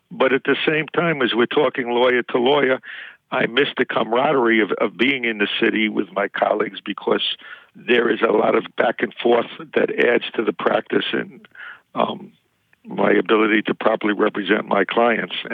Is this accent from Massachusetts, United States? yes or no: no; Queens, New York, United States; I'm from Queens.